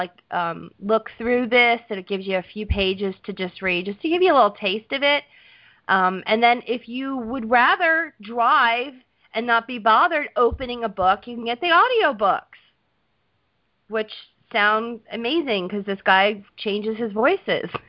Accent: Southern United States, United States; accent: Southern; My southern accent came out, and I'm like, argon.

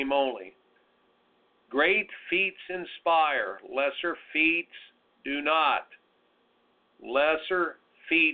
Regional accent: Indiana, United States; growing up in Indiana

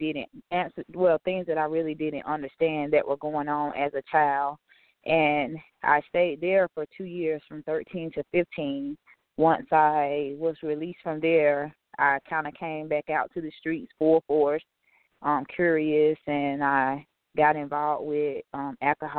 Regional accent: Greenville, South Carolina, United States; I did grow up in Greenville, South Carolina

